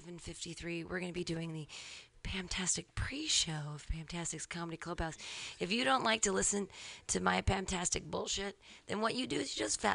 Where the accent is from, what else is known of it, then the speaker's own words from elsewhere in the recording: United States; I'm an American.